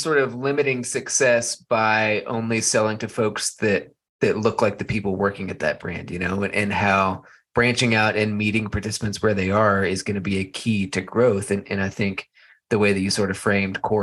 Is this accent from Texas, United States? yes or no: yes; Texas, United States; now in Colorado, United States; I grew up in Texas